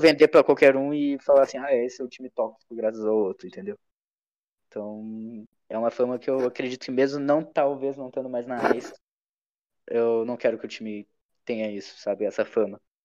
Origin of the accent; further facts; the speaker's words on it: Brazil; a gente é brasileiro, tem o um jeitinho brasileiro de fazer as coisas